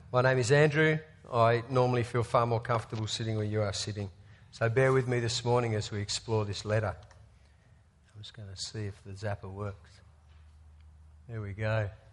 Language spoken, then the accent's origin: English; Australia; as an Australian sport fan